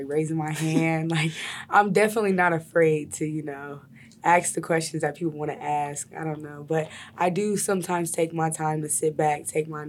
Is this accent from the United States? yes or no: yes; Columbus, Ohio, United States; I'm from Columbus, Ohio